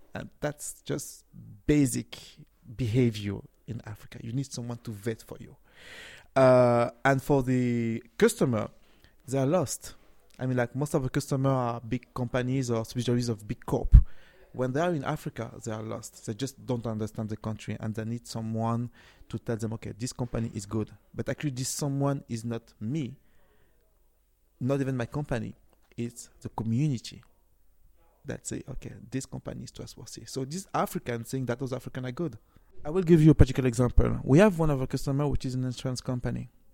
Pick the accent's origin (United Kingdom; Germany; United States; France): France; moved away; also born or lived in Cameroon (ancestry) / Nigeria; I was born and raised in France, but my original country is Cameroon, so I'm a Cameroon